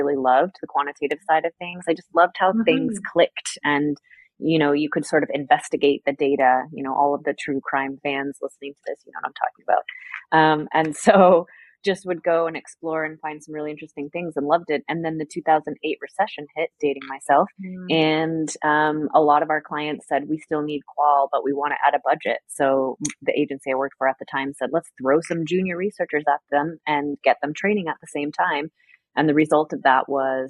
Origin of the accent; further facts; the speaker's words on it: United States; moved away as an adult; now in Paris, France; I'm the American